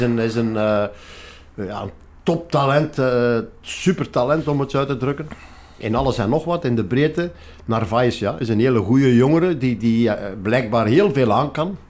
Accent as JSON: {"language": "Dutch", "region": "Flanders", "country": "Belgium", "said": "wij ons als Vlamingen"}